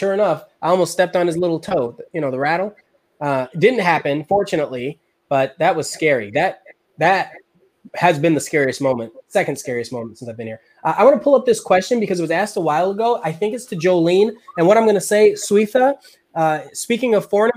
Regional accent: Chicago, Illinois, United States; now in Austin, United States; I'm from Chicago

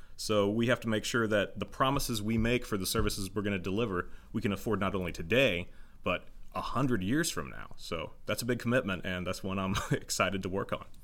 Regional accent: Joplin, Missouri, United States; also born or lived in Carl Junction / Pittsburg, Kansas; I was born in Joplin at Oak Hill Hospital. Um, lived here the first fifteen years of my life

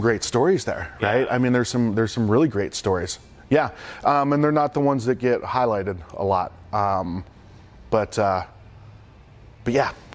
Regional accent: Youngstown, Ohio, United States; growing up outside of Youngstown, Ohio, super blue collar

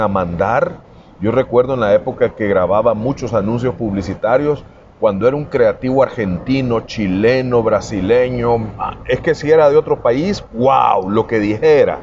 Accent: El Salvador; tenemos los salvadoreños

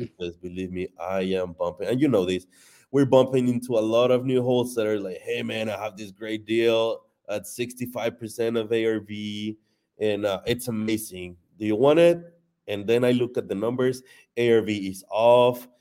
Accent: Mexico; moved away as an adult; now in United States; I wasn't born in Mexico, I was born here in the U S, but, um, I went to Mexico when I was, like, two years old, so I was raised in Mexico. I was in Mexico until twenty-three

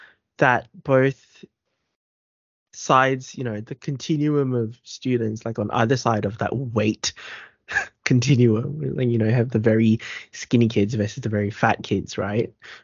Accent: Philippines; For us being Filipino, body image, we'll get there eventually.

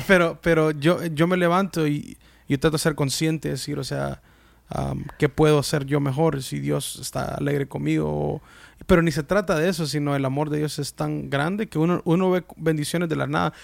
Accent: United States; yo soy salvadoreño, de padres salvadoreños, nacido en Estados Unidos

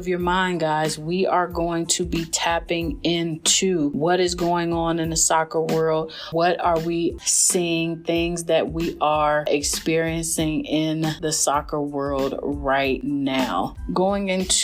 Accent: Cleveland, Ohio, United States; I am a Cleveland girl

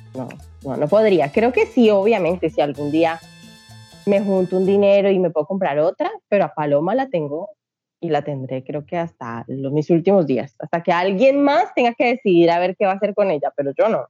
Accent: Colombia; moved away as an adult; also born or lived in Brazil; Vengo desde Colombia. Salí en una pequeñita moto. Estaba viviendo allá pues, los primeros 26 años de mi vida y en este momento les hablo desde Brasil

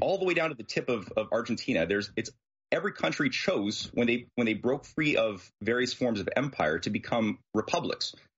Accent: Canada; I'm a Canadian, uh, and so is my wife

